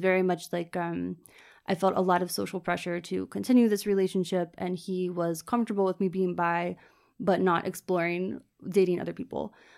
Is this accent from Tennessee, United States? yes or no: no; Richmond, Virginia, United States; moved away as an adult; also born or lived in Florida; now in Dublin, Ireland; I was from Richmond, Virginia, which is the kind of capital city, um, where I grew up in the suburbs